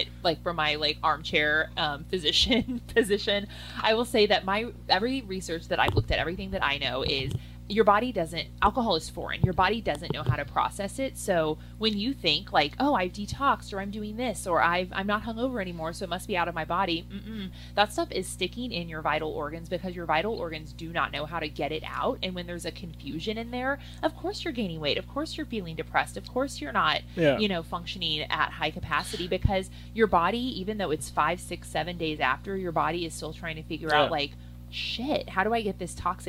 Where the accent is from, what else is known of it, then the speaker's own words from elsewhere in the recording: Midwest, United States; I grew up in the Midwest.